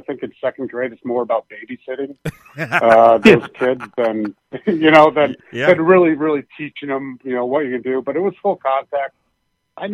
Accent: Pennsylvania, United States; moved away; also born or lived in Iowa / Boston; I grew up in Pennsylvania.

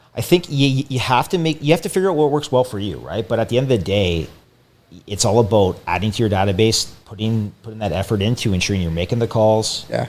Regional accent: Windsor, Ontario, Canada; I came back home from Windsor originally

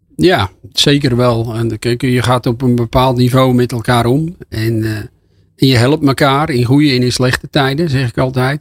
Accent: Volendam, North Holland, Netherlands; Ik kom uit Volendam

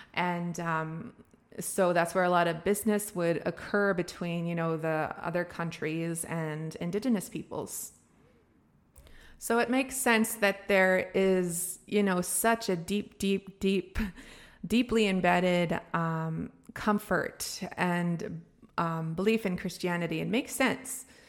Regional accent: Canada; Being a First Nations person, being somebody who was born and raised on my res

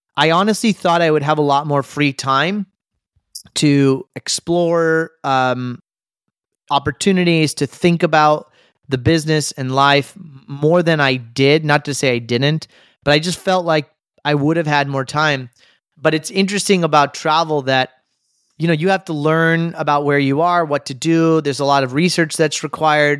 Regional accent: United States; as an American

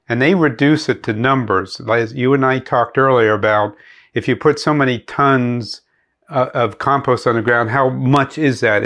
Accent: Pennsylvania, United States; moved away; I grew up in Pennsylvania

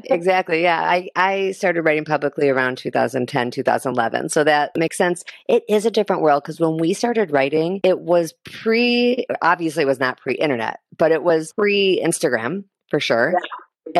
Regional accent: Chicago, Illinois, United States; Chicago, which is my hometown

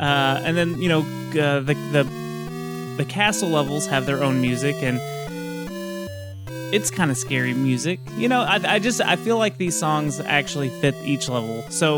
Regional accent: Texas, United States; Let me pull out my lasso, because I keep it on me at all times because I'm a Texan.

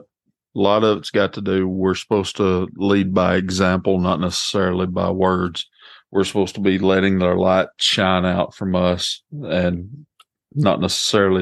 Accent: Walker County, Alabama, United States; I'm from Walker County. I'm just right down the road from you. I work in Cullman, but our county is a really great place.

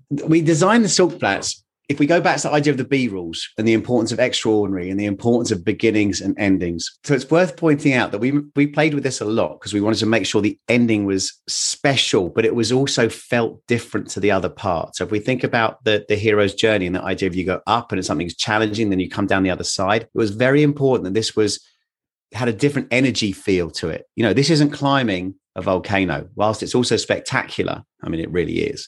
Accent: England, United Kingdom; I am very English

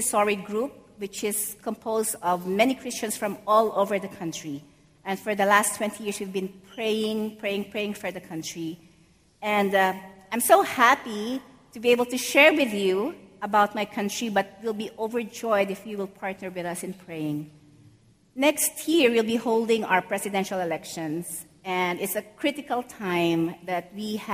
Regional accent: Philippines; moved away as an adult; now in New York City, United States; I grew up in the Philippines, and I came to New York City in 2012

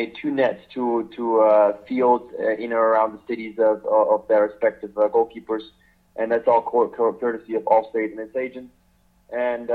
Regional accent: Switzerland; I grew up in Switzerland

